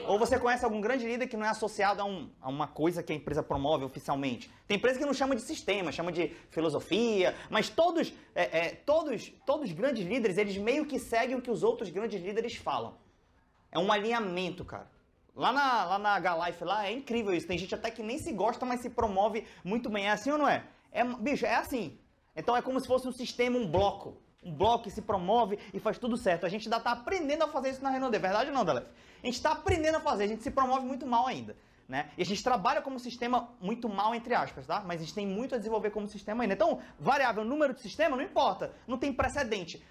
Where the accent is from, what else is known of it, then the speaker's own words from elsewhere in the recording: Manaus, Amazonas, Brazil; eu sou de Manaus